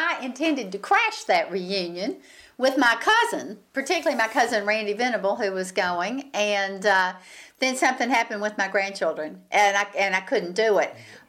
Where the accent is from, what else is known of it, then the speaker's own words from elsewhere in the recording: Grundy, Virginia, United States; now in Hillsborough, United States; I'm from Grundy, Virginia, and I was born in 1944 in Grundy.